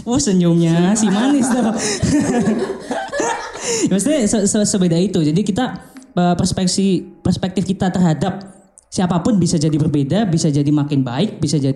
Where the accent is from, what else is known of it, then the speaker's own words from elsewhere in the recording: Surabaya, East Java, Indonesia; aku kalau aku sendiri itu dari Surabaya yang notabene berarti Jawa kan Jawa Timur